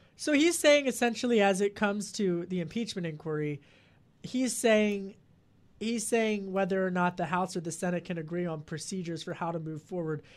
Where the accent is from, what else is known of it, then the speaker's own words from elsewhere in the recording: Delco, outside Philadelphia, Pennsylvania, United States; I grew up outside of Philadelphia